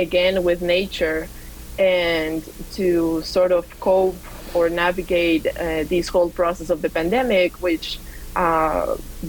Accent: Quito, Pichincha, Ecuador; also born or lived in Georgia, United States; now in Atlanta, United States; I am originally from Quito, Ecuador, and sweet. I grew up in Quito, the capital

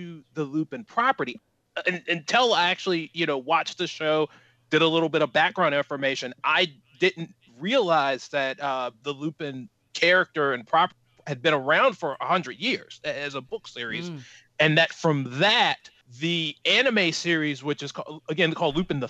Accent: United States; as an American

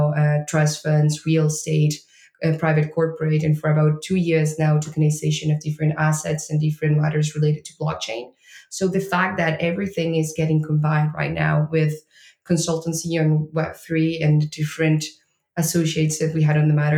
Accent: Argentina; moved away as an adult; now in Lisbon, Portugal; I am from Argentina

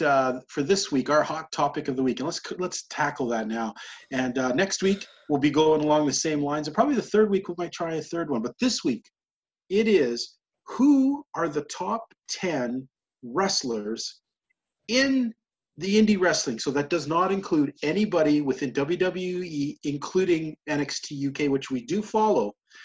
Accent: Alberta, Canada; up where I live, people, especially in my hometown here

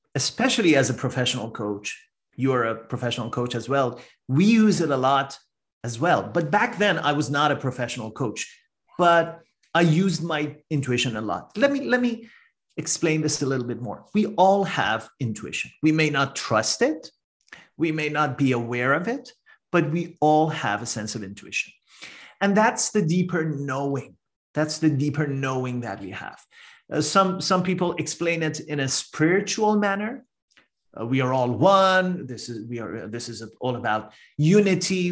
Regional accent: Iran; moved away as an adult; now in Canada; I'm a first generation immigrant to Canada. I'm originally from Iran

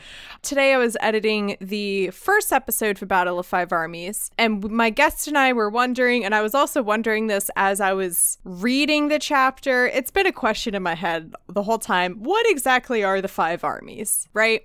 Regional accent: United States; me being an American

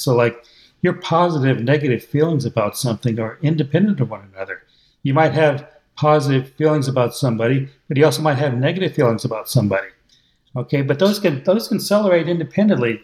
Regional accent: United States; accent: American English; I'm using American English

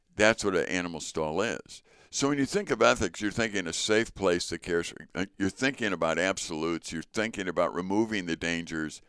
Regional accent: Chicago, Illinois, United States; moved away; also born or lived in North Woods; growing up in Chicago and then coming up to the North Woods

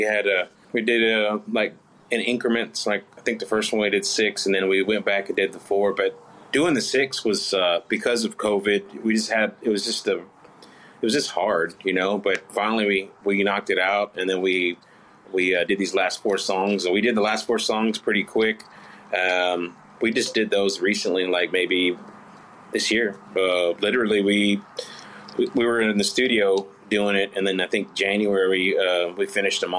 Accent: Fort Worth, Texas, United States; where I grew up in Fort Worth, over in Diamond Hill area

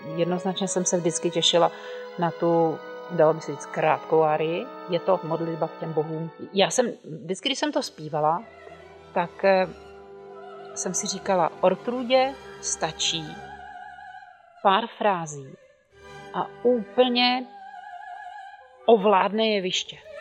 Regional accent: Czechia

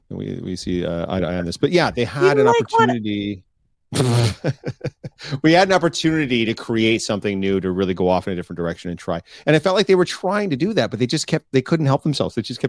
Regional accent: England, United Kingdom; just because you're French and I'm English

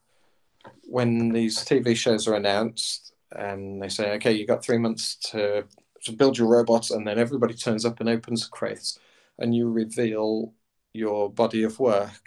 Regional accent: United Kingdom; as British engineers, as a family of engineers

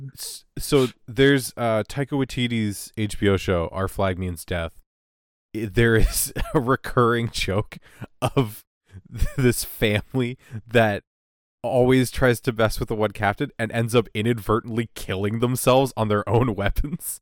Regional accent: Canada; as a Canadian

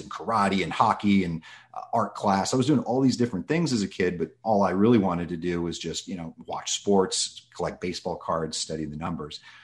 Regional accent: Los Angeles, California, United States; I grew up in Los Angeles, um, basically here since I was two months old.

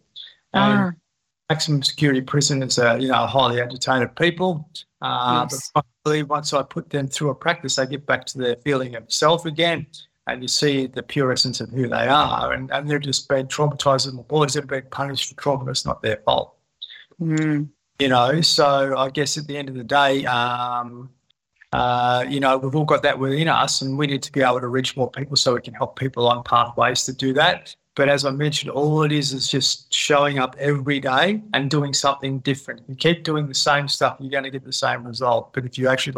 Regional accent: Horsham, Victoria, Australia; moved away; I come from Outback Victoria. I went back there to help my dad out

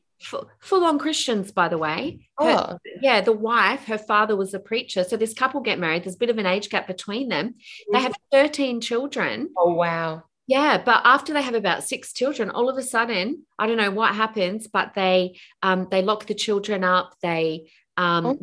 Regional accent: Adelaide, South Australia, Australia; moved away; I grew up in Adelaide

